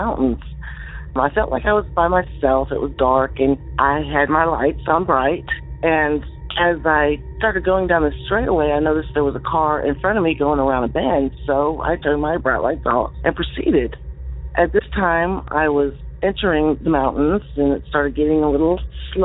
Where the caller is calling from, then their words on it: Central Arkansas, United States; I'm calling from Central Arkansas